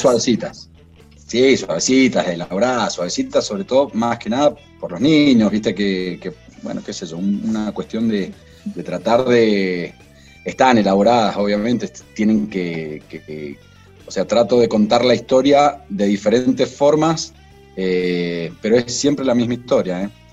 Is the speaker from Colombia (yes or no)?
no; Maipú, Mendoza, Argentina; also born or lived in Cruz de Piedra; Yo nací en la ciudad de Mendoza y desde muy chiquito me vine a vivir a Maipú